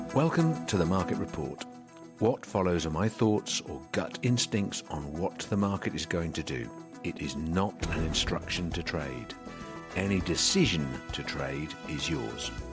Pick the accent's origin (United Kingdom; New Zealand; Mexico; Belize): United Kingdom; as a Brit